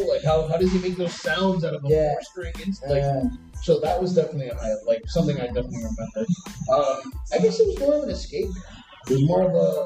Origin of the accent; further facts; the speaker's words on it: Hialeah, Florida, United States; I grew up in Miami, so I obviously grew up with hip hop.